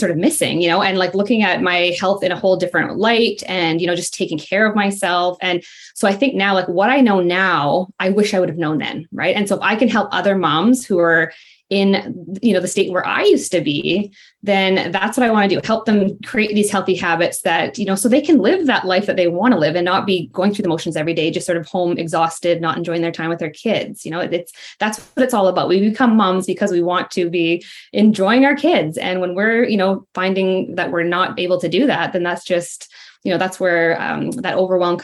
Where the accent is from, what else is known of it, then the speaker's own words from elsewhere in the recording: Ontario, Canada; I'm from Ontario, Canada